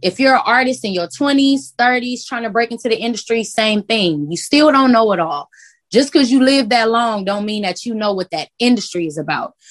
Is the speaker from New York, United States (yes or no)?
no; Carson, California, United States; also born or lived in Los Angeles; I'm from Carson, but Carson is probably like 10, maybe 20 minutes away from